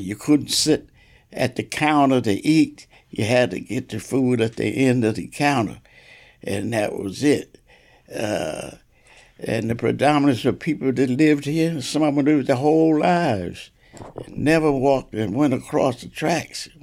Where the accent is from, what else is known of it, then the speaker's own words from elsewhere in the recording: Asbury Park, New Jersey, United States; growing up in Asbury Park